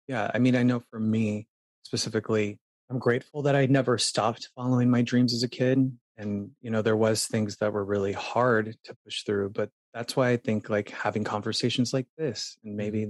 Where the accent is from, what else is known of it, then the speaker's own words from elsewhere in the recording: Phoenix, Arizona, United States; moved away as an adult; now in New York City, United States; I'm from Phoenix, and up north we had a cabin in Payson, Arizona